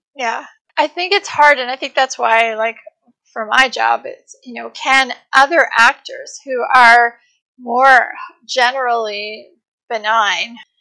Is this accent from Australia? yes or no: no; Canada; I'm from Canada